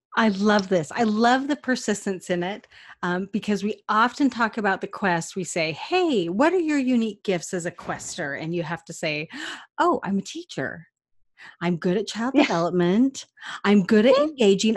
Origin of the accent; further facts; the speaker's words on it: Cache Valley, Utah, United States; I'm from Cache Valley